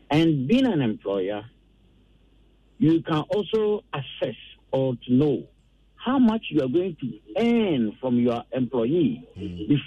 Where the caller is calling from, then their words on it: Accra, Greater Accra, Ghana; I'm calling from Achimota.